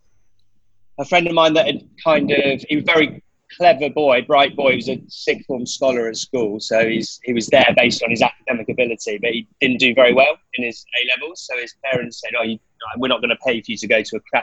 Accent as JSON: {"language": "English", "area": "west of London, near Reading", "region": "South East England", "country": "United Kingdom", "tie": "born or raised there", "also_born_or_lived": "Nottingham", "said": "it was just west of London, around, it kind of in the countryside, but near Reading"}